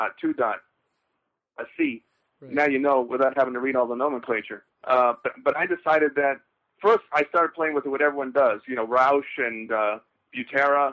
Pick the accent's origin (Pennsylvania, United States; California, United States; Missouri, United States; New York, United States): California, United States; Los Angeles; I was born in Los Angeles and near Hollywood